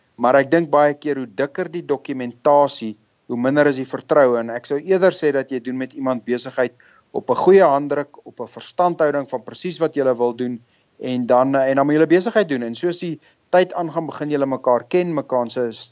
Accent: Pretoria, Gauteng, South Africa; moved away as an adult; also born or lived in London / Zurich; now in Johannesburg, South Africa; Wel ek het groot geword in Pretoria. Ek het daar skool gegaan.

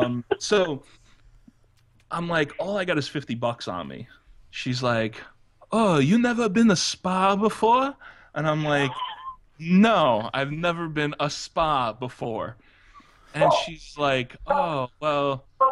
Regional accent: United States; Well, since I'm American, so my eyes are going to get really, really gigantic.

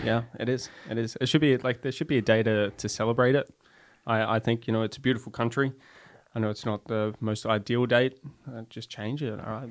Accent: Central Coast, New South Wales, Australia; now in Norway; I grew up just north, um, of Sydney

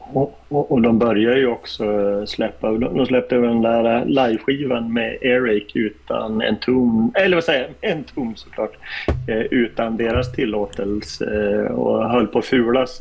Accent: Norrland, Sweden; moved away; när jag bodde hemma i Norrland

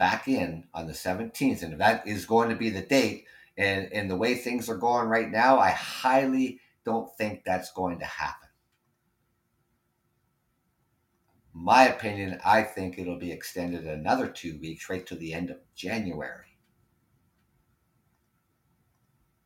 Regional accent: Ontario, Canada; I'm Canadian. And we live next door to you.

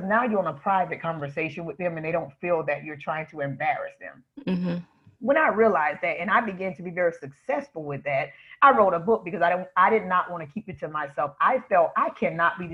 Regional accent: South Florida, United States; I grew up in Florida, sunny South Florida. Hasn't been that way recently, but it's my hometown.

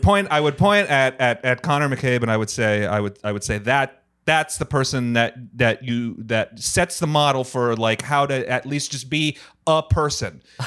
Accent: Rhode Island, United States; moved away as an adult; also born or lived in New Hampshire; now in Los Angeles, United States; I'm from Rhode Island originally.

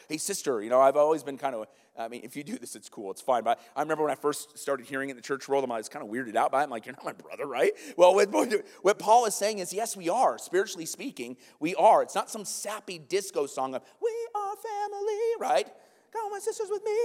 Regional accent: the North, United States; If we go down the South, they know we're from the North

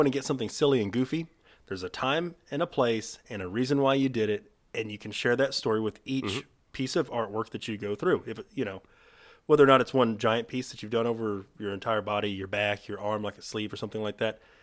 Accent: Texas, United States; we're from Texas

